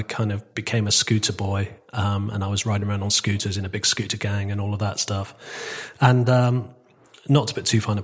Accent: Torquay, South West England, United Kingdom; moved away as an adult; also born or lived in Manchester; I was adopted by my grandparents on my father's side, and and I grew up in Torquay.

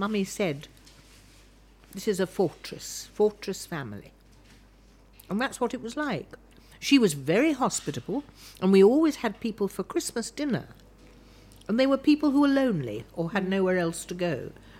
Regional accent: Oxford, South East England, United Kingdom; I grew up in Oxford.

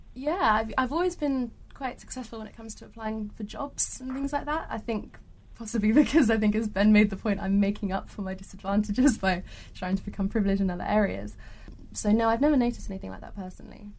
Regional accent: Norfolk, East of England, United Kingdom; accent: British; also born or lived in Australia; go back to my own country every so often. I'm like, what, Norfolk?

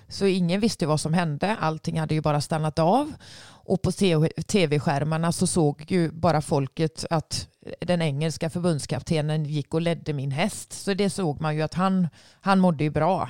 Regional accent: Sweden; hemma i Sverige

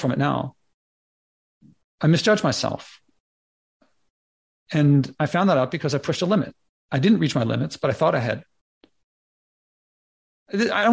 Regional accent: Philadelphia, Pennsylvania, United States; I'm from Philly

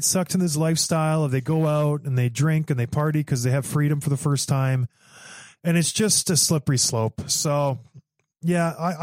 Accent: Canada; I am Canadian

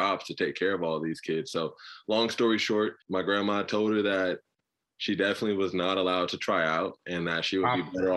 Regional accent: Inglewood, California, United States; Cedar Sinai, Inglewood, California, my whole life.

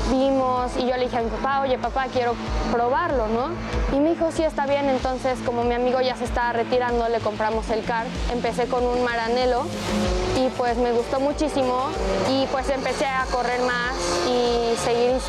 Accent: Chihuahua, Mexico; Tengo 13 años, nací en Chihuahua

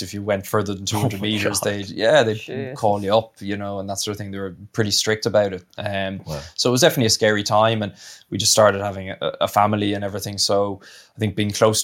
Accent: Ireland; moved away as an adult; also born or lived in Italy; I grew up in Ireland, represented under 20s and all that sort of stuff, so that was obviously my home union

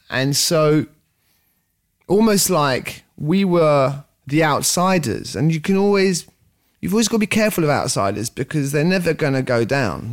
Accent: London, United Kingdom; also born or lived in France / Switzerland; i'm french actually half french half swiss lived in london from very young age I mean, I wouldn't consider myself English, French, or Swiss. I'd consider myself a Londoner.

